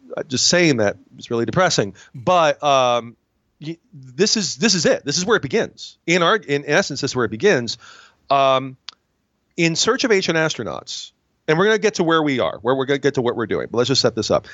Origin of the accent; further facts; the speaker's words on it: Binghamton, New York, United States; I'm from Binghamton, New York